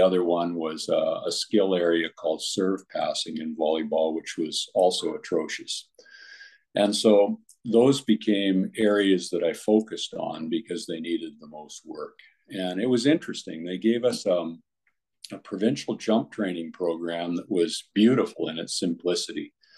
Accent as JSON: {"language": "English", "town": "Comox", "region": "British Columbia", "country": "Canada", "tie": "born or raised there", "said": "I went back to Comox, BC, my hometown at the time"}